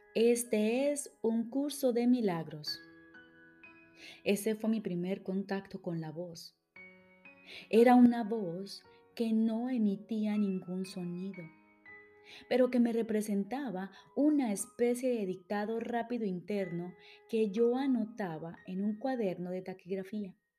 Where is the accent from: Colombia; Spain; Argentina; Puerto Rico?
Colombia; now in Switzerland; Soy psicóloga, colombiana, radicada en Suiza